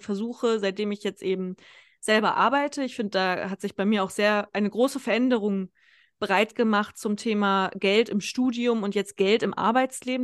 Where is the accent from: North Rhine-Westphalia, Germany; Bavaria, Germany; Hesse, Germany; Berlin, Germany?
Hesse, Germany; Kassel; moved away as an adult; now in Konstanz, Germany; meine Heimatstadt Kassel